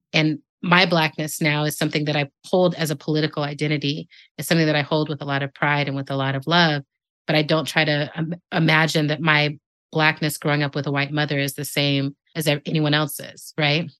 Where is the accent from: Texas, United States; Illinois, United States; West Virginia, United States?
Texas, United States; El Paso; moved away; I was born in the part of Mexico that's in Texas called El Paso